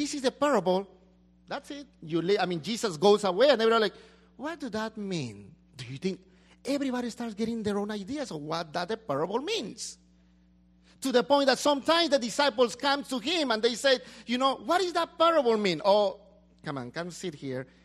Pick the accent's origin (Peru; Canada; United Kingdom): Peru; now in United States; I go back to my country